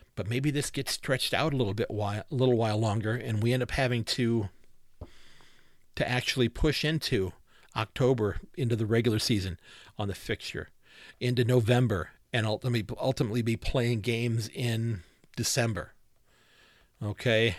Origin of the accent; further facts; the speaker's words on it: Ohio, United States; also born or lived in Sandusky, Ohio; I'm born and raised in Ohio.